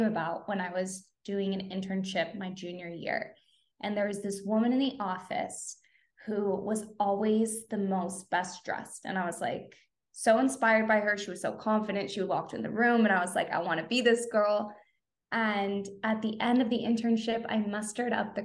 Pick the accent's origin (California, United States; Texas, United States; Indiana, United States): California, United States; Southern; I am born and raised in Southern California